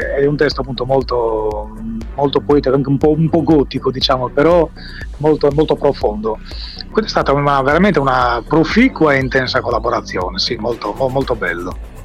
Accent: Bitti, Sardinia, Italy; moved away as an adult; now in Berlin, Germany; sono stato appunto di, di, di Bitti, un paese del centro, del centro Sardegna

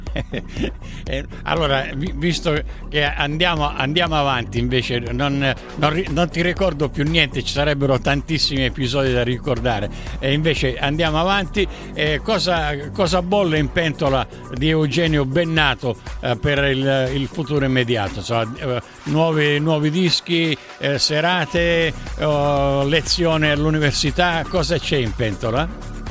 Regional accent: Sicily, Italy; io sono siciliano

